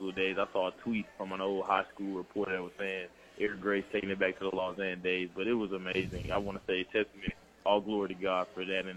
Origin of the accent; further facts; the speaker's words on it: Memphis, Tennessee, United States; my home state.